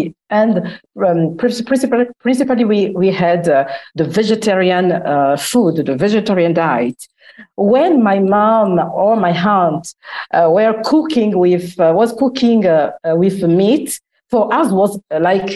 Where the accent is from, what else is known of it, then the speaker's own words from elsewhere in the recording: Republic of the Congo; moved away as an adult; also born or lived in Italy / France / United Kingdom; now in Milan, Italy; I'm from the Republic of Congo.